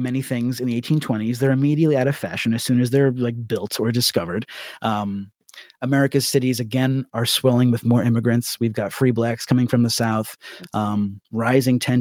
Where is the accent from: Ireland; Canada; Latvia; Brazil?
Ireland